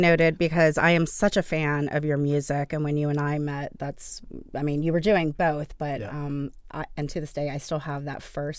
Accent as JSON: {"language": "English", "region": "Texas", "country": "United States", "said": "we're both from Texas."}